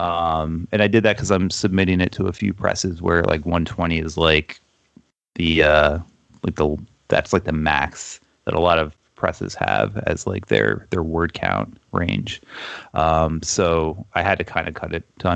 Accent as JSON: {"language": "English", "town": "Toms River", "region": "New Jersey", "country": "United States", "tie": "born or raised there", "said": "My hometown, Toms River, New Jersey, in the 90s, a lot of kids did get sick"}